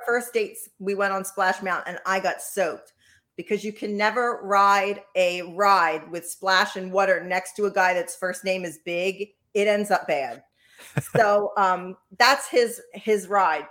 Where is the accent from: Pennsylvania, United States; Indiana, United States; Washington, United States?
Pennsylvania, United States; Philadelphia; I'm from Philly